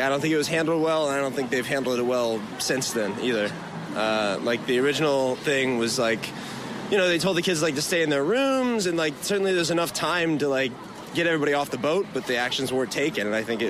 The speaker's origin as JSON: {"language": "English", "region": "Florida", "country": "United States", "lives_now": "South Korea", "said": "I'm from Florida."}